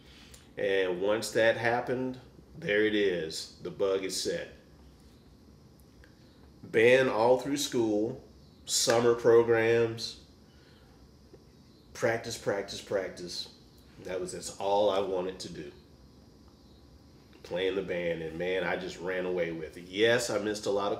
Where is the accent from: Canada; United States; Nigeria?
United States; Dallas, Texas; now in Kansas City, United States; I'm from Dallas, Texas originally, so you could get in band in fourth grade.